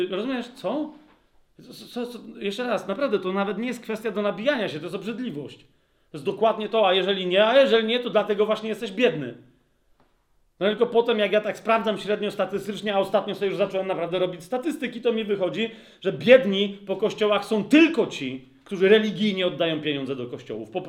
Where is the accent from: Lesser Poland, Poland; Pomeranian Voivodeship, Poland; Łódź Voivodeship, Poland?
Lesser Poland, Poland; wychowywałem się i rosłem na podkrakowskiej wsi, gdzie było sporo pól, zresztą mieszkałem w pewnym momencie na Lubelskiej, a potem na Polnej